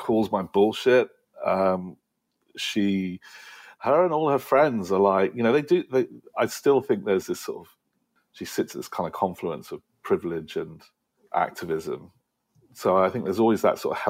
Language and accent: English; United Kingdom; now in United States; as a Brit